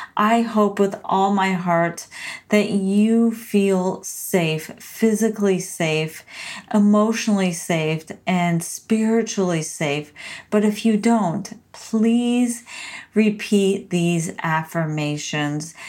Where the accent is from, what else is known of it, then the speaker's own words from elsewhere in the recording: San Diego, California, United States; moved away as an adult; now in Portland, United States; from being a Southern California native to an adventure seeking and courageous Pacific Northwest transplant. So, I moved from San Diego, California, sunny San Diego to rainy, gloomy Portland, Oregon